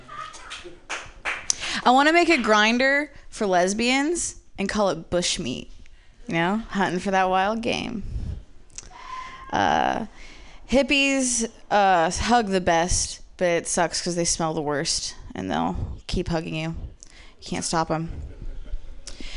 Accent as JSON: {"language": "English", "region": "Ohio", "country": "United States", "said": "I'm from the Midwest, but actually I'm from Ohio"}